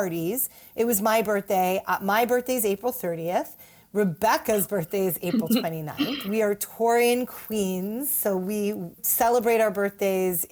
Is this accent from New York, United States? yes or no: yes; New York City, New York, United States; as a New Yorker